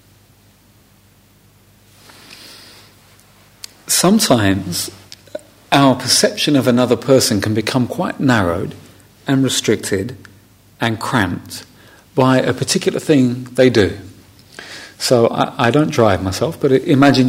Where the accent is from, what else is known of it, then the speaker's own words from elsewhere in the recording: London, United Kingdom; first language English; something I would have said growing up in London